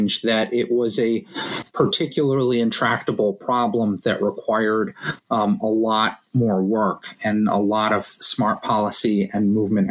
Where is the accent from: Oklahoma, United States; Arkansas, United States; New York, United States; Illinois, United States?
New York, United States; New York City; I grew up here in New York City in Washington Heights